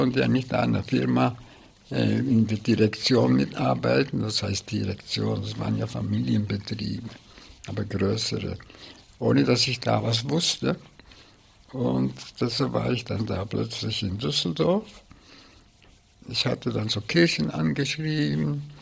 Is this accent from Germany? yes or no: no; Bern, Switzerland; Luzern, aber ich habe nie im Allgäu gewohnt und ich bin in Bern aufgewachsen.